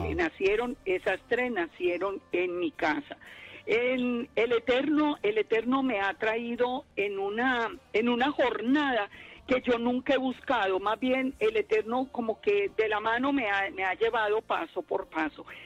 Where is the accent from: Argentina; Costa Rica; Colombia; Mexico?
Colombia; Armenia, Quindío; moved away as an adult; also born or lived in Long Island, United States; now in United States; yo nací en Armenia, en Colombia, y, y allá, bueno, viví prácticamente toda mi vida